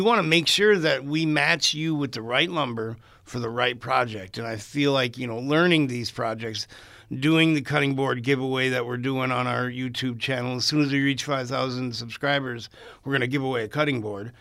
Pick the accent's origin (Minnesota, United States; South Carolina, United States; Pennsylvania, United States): Minnesota, United States; International Falls; moved away; also born or lived in Twin Cities, Minnesota; I'm originally from International Falls, Minnesota. I came up, I, I was actually born in the Twin Cities, but I came up here